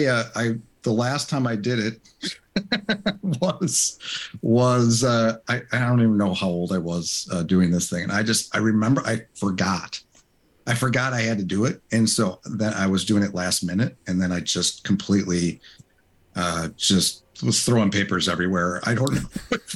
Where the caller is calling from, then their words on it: West Allis, Wisconsin, United States; I am hailing from West Dallas, actually, Wisconsin, by Milwaukee, a little suburb of Milwaukee.